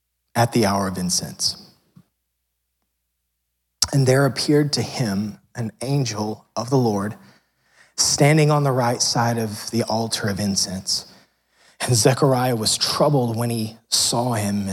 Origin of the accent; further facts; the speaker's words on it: United States; growing up in America